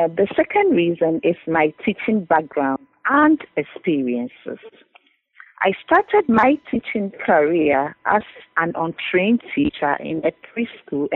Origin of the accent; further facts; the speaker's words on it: Ghana; moved away as an adult; now in Cambridge, United Kingdom; Originally, I'm from Ghana, and I came to Cambridge